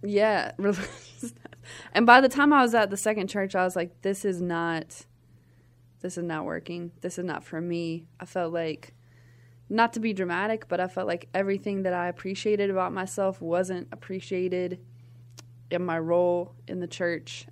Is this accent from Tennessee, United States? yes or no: yes; Nashville, Tennessee, United States; I'm from Nashville, Tennessee, grew up there